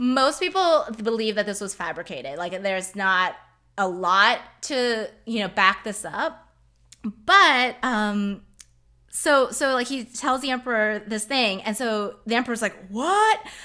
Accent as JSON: {"language": "English", "country": "United States", "said": "I am Chinese American"}